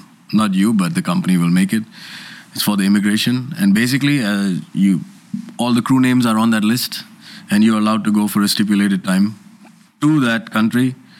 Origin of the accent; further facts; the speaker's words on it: India; I as an Indian crew can fly to Pakistan on the GD.